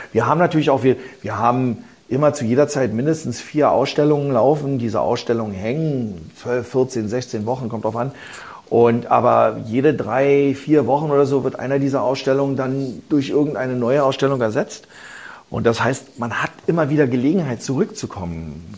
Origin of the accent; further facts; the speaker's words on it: Berlin, Germany; also born or lived in New York, United States; Ich bin geboren in Berlin